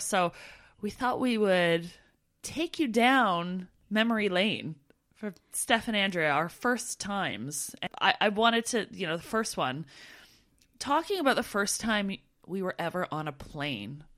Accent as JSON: {"language": "English", "country": "Canada", "moved": "as an adult", "said": "we're from Canada"}